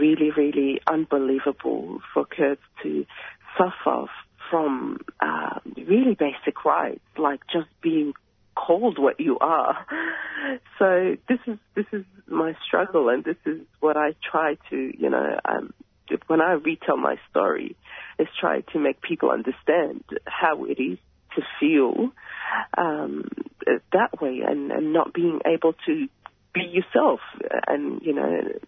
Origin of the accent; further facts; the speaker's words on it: Kurdistan, Turkey; first language Kurdish; English is a second language; now in Australia; We grew up speaking Kurdish at home